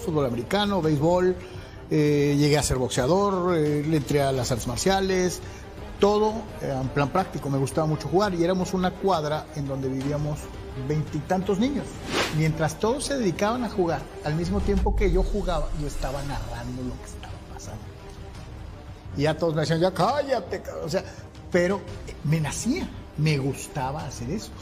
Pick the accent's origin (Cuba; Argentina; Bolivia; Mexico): Mexico; Guadalajara, Jalisco; soy de Guadalajara